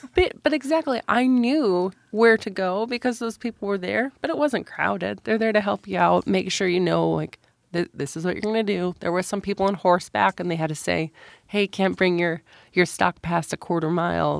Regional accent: Midwest, United States; moved away as an adult; now in Montana, United States; I grew up in the Midwest.

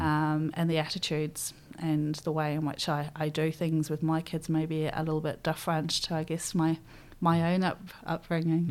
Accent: Nottingham, East Midlands, United Kingdom; moved away as an adult; now in New Zealand; I grew up in, uh, Nottingham, so born and bred in Nottingham

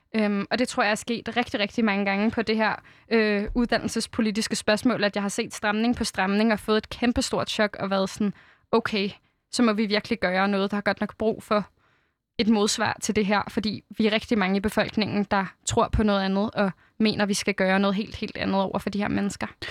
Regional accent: Fredensborg, Capital Region of Denmark, Denmark; Fredensborg Kommune, hvor jeg er vokset op.

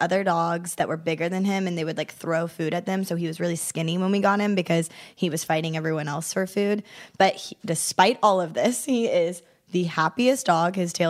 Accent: Kansas City, United States; I'm from Kansas City

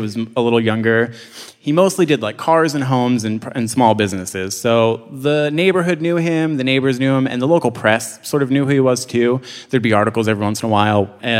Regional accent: Philadelphia, Pennsylvania, United States; I was born and raised in Fishtown. I'm a photographer, and I run a blog here in Philadelphia called Streets Department

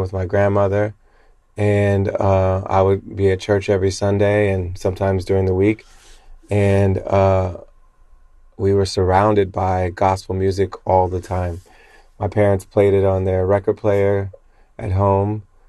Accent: Springfield, Ohio, United States; I grew up in the Pentecostal church in Springfield, Ohio.

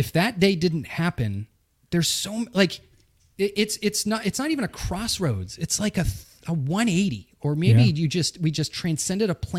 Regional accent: Burlington, Massachusetts, United States; also born or lived in Newton, Massachusetts; I was born in Newton and raised in Burlington

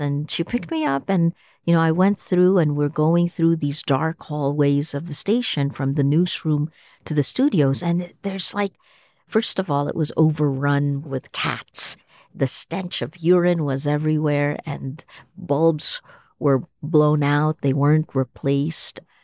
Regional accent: Toms River, New Jersey, United States; moved away as an adult; also born or lived in Manila; now in Philippines; I was a kid from Tom's River, New Jersey

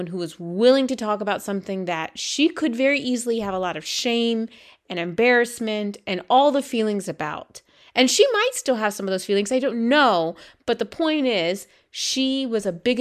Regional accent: South Carolina, United States; moved away; growing up in South Carolina

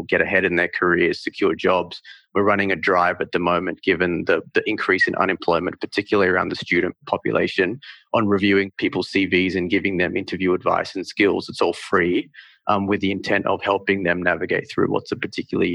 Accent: Northern Territory, Australia; moved away; also born or lived in India; So I was born in India, but I actually grew up in the Northern Territory.

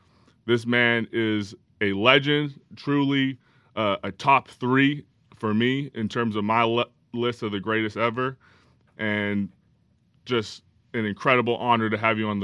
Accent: Calgary, Alberta, Canada; I grew up in Calgary, Alberta, Western Canada.

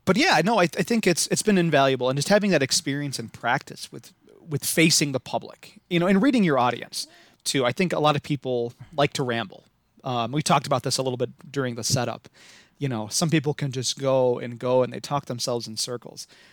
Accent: Midwest, United States; accent: Midwest; if you couldn't tell from my, uh, atrocious accent, I am from the Midwest

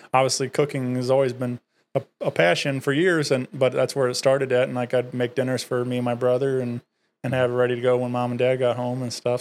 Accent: Wentzville, Missouri, United States; I grew up in Wentzville, been there all my life

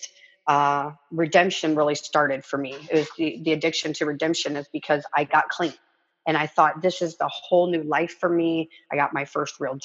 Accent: Arkansas, United States; also born or lived in California; I grew up in Arkansas. We moved to California. So Arkansas is born, California. I was 6 years old

